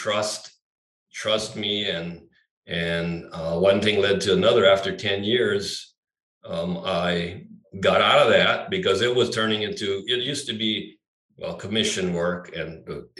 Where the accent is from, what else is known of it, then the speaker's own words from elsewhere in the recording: Maui, Hawaii, United States; growing up here, I grew up on Maui, which was very small at the time